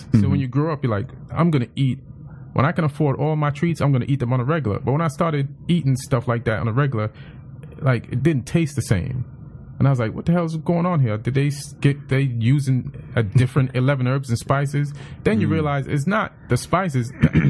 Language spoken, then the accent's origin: English; England, United Kingdom; also born or lived in Jamaica / New York; Like, England and Jamaica and New York.